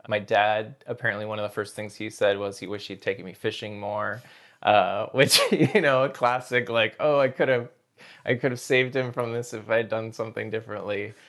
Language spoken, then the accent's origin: English; Snohomish County, Washington, United States; also born or lived in Seattle; I was born in Seattle, and then grew up north of Seattle, uh, in Snohomish County